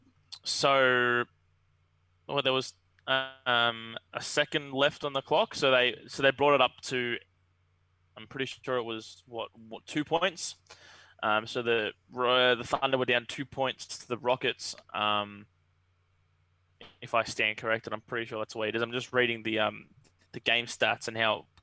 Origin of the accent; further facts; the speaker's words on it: Australia; being Australian